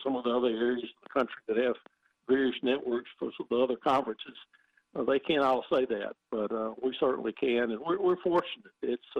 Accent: Louisiana, United States; moved away as an adult; also born or lived in Chapel Hill, North Carolina; I grew up in Louisiana, went to LSU, and then I moved to Chapel Hill.

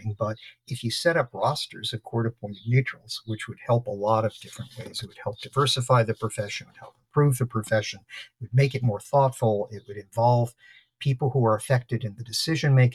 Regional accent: Trenton, New Jersey, United States; I was born in Trenton, New Jersey

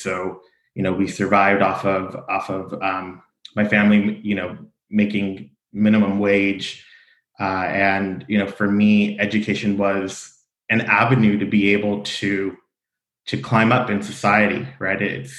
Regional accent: Fullerton, California, United States; I grew up in Fullerton. I am from the North Orange County area, attended Fullerton Public Schools, and am a product of Fullerton College.

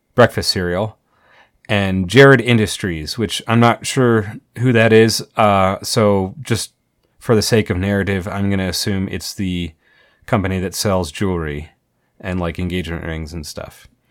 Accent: Colorado Springs, Colorado, United States; I grew up in Colorado Springs

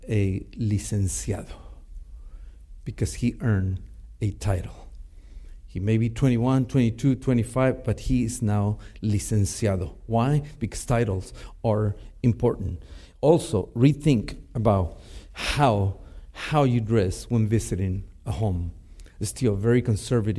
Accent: Mexico; first language Spanish; English is a second language; now in United States; I was born and raised in Mexico. Spanish is my first language

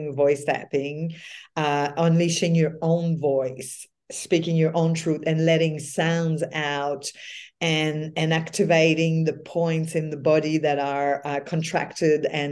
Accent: Quebec, Canada; now in Australia; It's in my culture as being French Canadian in Quebec.

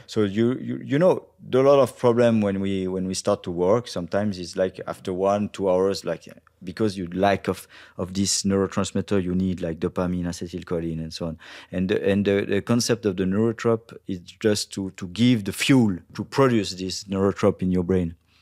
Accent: Brittany, France; English is a second language; I'm from Bretagne

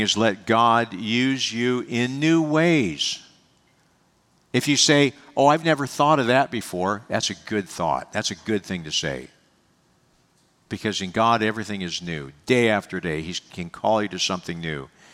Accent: United States; also born or lived in Pennsylvania; I love being an American.

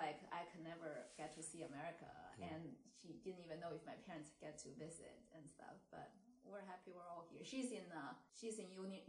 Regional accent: Beijing, China; now in Upper Dublin, United States; I was born in the 70s in Beijing, China.

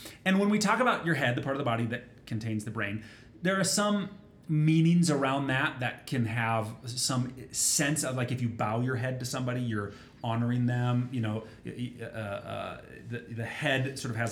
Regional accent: Minnesota, United States; I grew up in Minnesota

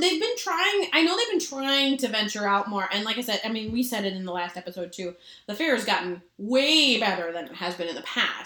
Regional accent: Minnesota, United States; I'm so not Minnesotan

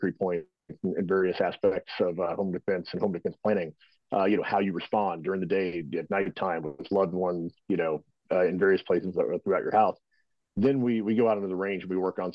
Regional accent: Texas, United States; moved away as an adult; Originally, I was born and raised in Texas

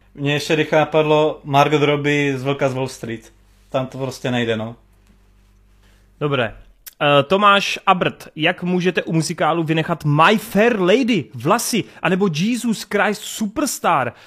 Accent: Czechia; jako Čech

